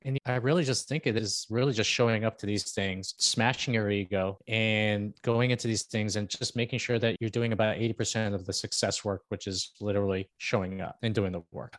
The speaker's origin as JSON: {"language": "English", "town": "Toronto", "region": "Ontario", "country": "Canada", "also_born_or_lived": "Philippines", "said": "I'm actually from Canada. I'm from Toronto"}